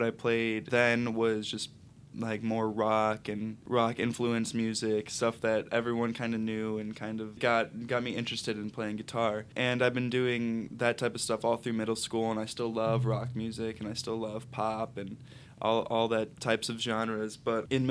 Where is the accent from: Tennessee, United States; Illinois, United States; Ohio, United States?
Illinois, United States; St. Charles; now in Chicago, United States; I grew up in St. Charles. My family lives here